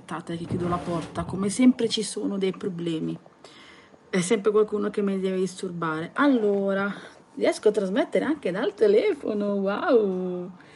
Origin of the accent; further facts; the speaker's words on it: Southern Italy, Italy; io sono terrona e noi siamo abituati comunque a gesticolare sempre